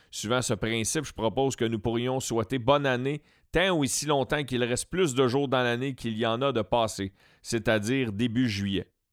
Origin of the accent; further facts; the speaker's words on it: Beauharnois, Quebec, Canada; also born or lived in Saint-Hyacinthe; je suis natif de Beauharnois